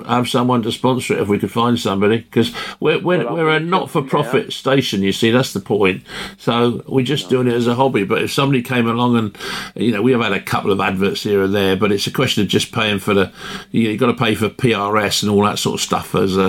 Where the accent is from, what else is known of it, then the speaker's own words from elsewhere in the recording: London, United Kingdom; also born or lived in Acton; now in Somerset, United Kingdom; I'm a Londoner as well, although both my parents were Welsh, but I was born in Ealing and I'm brought up in, we were in Acton as well before we moved down to Somerset